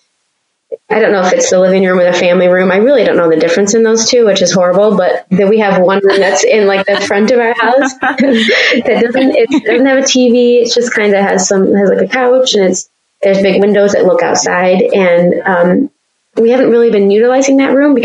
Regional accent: Michigan, United States; also born or lived in Petersburg, Virginia; growing up in Michigan, my grandparents lived up north, not the UP, but north.

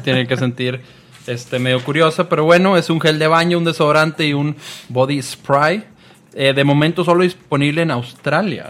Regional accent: Mexico; Soy buen mexicano

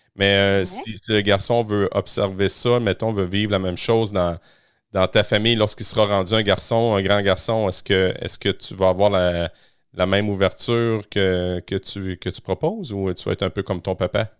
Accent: Quebec, Canada; chez nous, au Québec

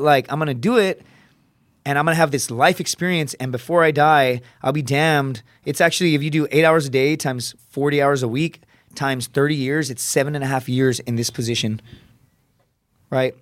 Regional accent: Laredo, Texas, United States; born or raised there; moved away

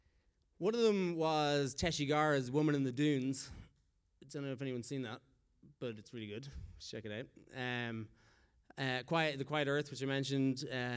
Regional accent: Philippines; moved away; I came here from the Philippines.

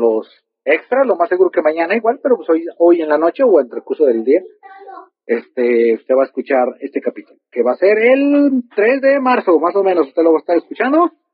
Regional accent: Mexico

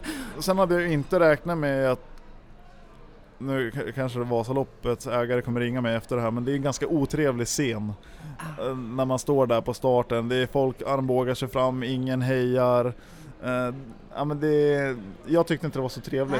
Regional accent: Järpen, Jämtland, Sweden; uppe i, i Järpen där jag växte upp

